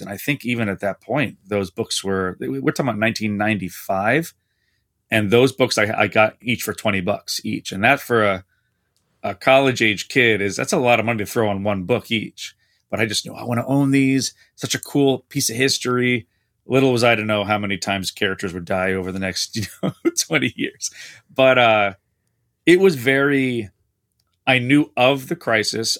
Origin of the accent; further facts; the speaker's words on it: East Coast, New Jersey side near Manhattan, United States; now in Skokie, United States; I grew up on the East Coast. My parents are about twenty minutes from Manhattan on the New Jersey side